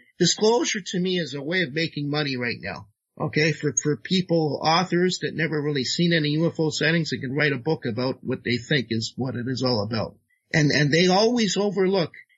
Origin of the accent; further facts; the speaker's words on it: Toronto, Ontario, Canada; Toronto, my hometown as well